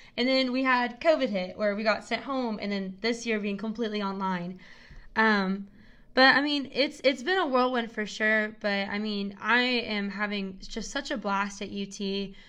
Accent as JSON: {"language": "English", "town": "Knoxville", "region": "Tennessee", "country": "United States", "tie": "born or raised there", "said": "I'm from Knoxville, and I've lived here my whole life"}